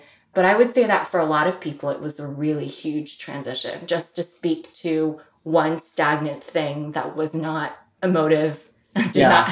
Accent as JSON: {"language": "English", "town": "St. Louis", "region": "Missouri", "country": "United States", "tie": "born or raised there", "said": "I grew up in the Midwest, which is upper middle class white suburb in Missouri. Even though it was St. Louis, it was not the city"}